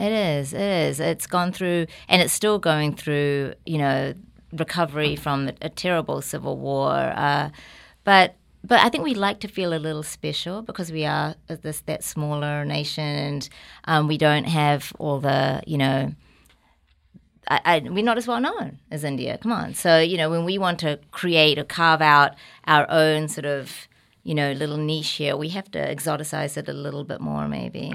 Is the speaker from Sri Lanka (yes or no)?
no; New Zealand; accent: New Zealand; now in New York, United States; I was really lucky to be born and raised in New Zealand.